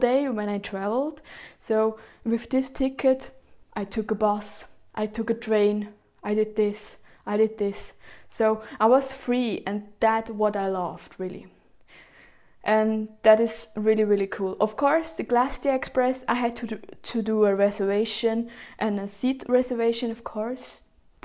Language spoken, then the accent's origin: English; Switzerland; I'm from Switzerland